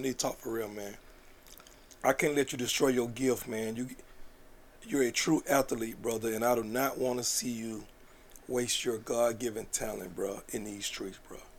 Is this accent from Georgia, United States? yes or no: yes; Atlanta, Georgia, United States; Like, I'm from here. Give me the opportunity. We from here. This engine don't go without the people from Atlanta.